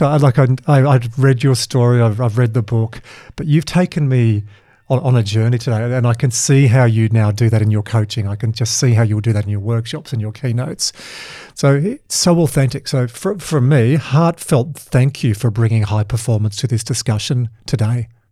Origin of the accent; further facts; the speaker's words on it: Dubbo, New South Wales, Australia; growing up in Dubbo